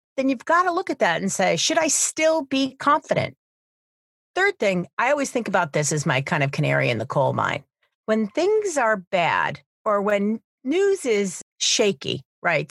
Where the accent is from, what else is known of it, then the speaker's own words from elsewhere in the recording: New Hampshire, United States; University of New Hampshire, here in my home state